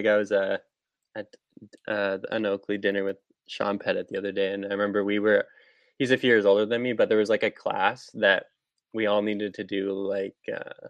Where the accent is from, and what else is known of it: Whistler, British Columbia, Canada; born or raised there